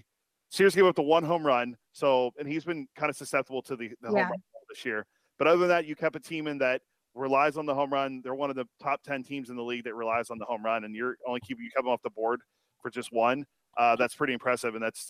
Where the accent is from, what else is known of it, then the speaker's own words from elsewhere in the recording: Pittsburgh, Pennsylvania, United States; When I grew up in Pittsburgh, when I grew up there, Sauerkraut Sal never lost.